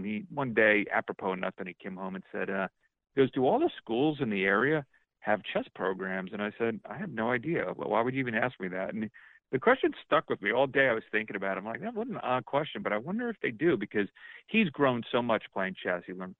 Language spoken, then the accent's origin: English; East Coast, United States; moved away as an adult; now in St. Louis, United States; I'm not a native of St. Louis. I lived on the East Coast my whole life until 6 years ago. My wife and I, we moved here for this job with our kids, and we're here forever.